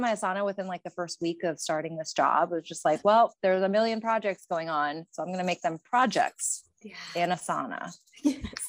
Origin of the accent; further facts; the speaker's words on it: Pennsylvania, United States; moved away as an adult; now in Spokane, United States; I'm originally from Pennsylvania